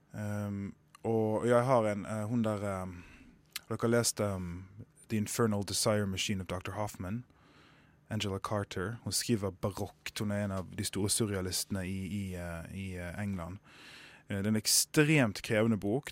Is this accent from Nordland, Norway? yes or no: no; Sotra, Vestland, Norway; jeg kommer fra Sotra